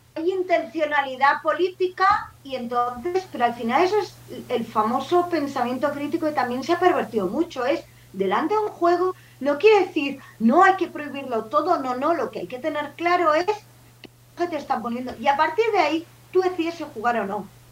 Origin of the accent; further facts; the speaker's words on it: Barcelona, Catalonia, Spain; yo soy de Sans